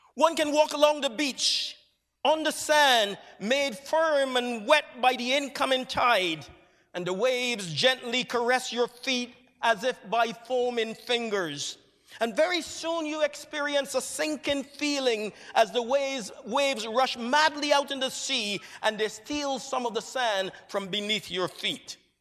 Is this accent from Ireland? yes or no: no; Barbados; moved away as an adult; For the first twenty years of my life, I grew up in Barbados, an island that is set in the southeastern Caribbean Sea